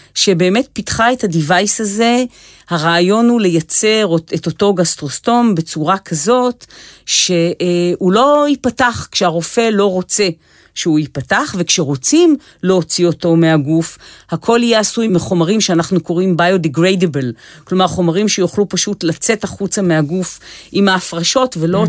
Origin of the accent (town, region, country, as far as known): Israel